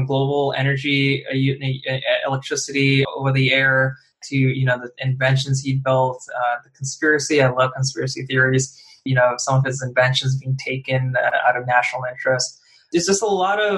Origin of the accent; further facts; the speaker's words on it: New Jersey, New York metropolitan area, United States; we're all from the New Jersey, New York area